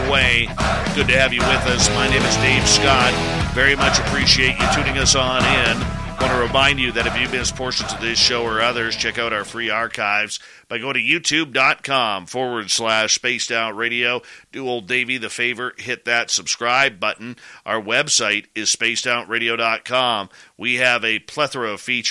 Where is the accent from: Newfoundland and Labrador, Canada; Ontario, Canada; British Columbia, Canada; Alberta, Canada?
British Columbia, Canada; growing up in British Columbia, the Pacific Northwest